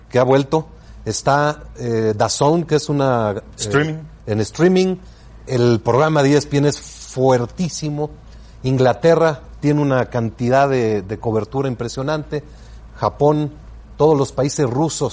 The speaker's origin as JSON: {"language": "Spanish", "country": "Mexico", "said": "yo soy orgullosamente mexicano"}